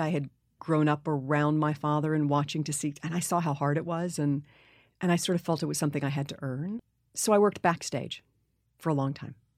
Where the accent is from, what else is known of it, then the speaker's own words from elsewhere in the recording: New York City, New York, United States; growing up in New York City